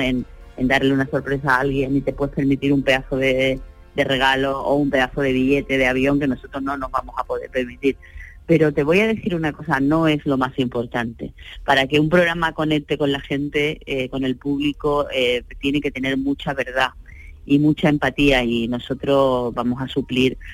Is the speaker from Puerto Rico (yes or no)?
no; Sanlúcar de Barrameda, Andalusia, Spain; also born or lived in Málaga; hay mucha gente que cree que soy de Málaga y no de San Lucas de Barrameda